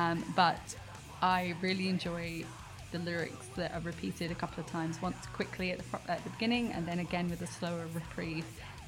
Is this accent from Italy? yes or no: no; United Kingdom; I'm British.